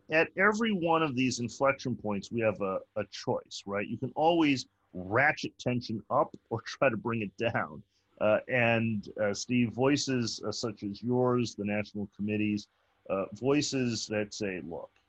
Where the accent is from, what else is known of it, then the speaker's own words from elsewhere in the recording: United States; I'm an American.